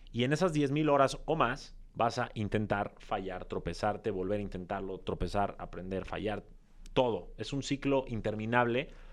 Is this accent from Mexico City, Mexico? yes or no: yes; Mexico City, Mexico; Soy de Ciudad de México, de padres también mexicanos, pero de ascendencia libanesa